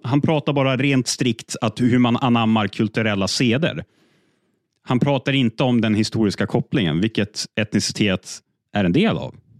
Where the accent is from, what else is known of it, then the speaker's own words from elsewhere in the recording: Umeå, Västerbotten County, Sweden; jag är född och uppvuxen i Umeå största delen av mitt liv.